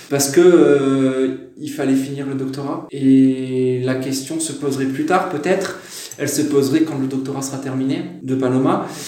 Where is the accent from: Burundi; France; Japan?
France; now in Hungary; On est plus on est français, c'est clair. On est intégré mais étranger.